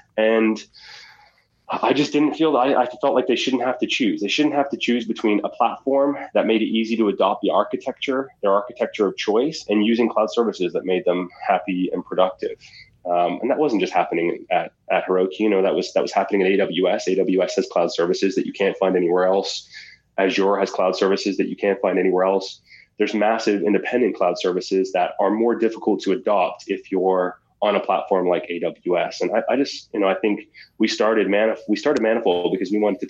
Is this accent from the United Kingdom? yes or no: no; Halifax, Nova Scotia, Canada; my hometown of Halifax, Nova Scotia